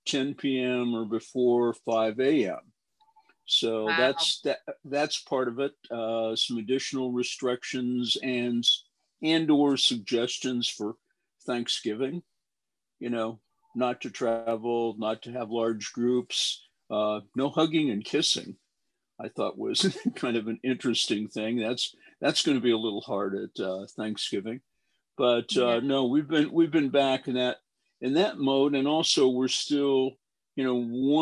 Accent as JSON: {"language": "English", "town": "Denver", "region": "Colorado", "country": "United States", "tie": "born or raised there", "moved": "yes", "lives_now": "Silicon Valley, United States", "said": "I was born and raised in Denver"}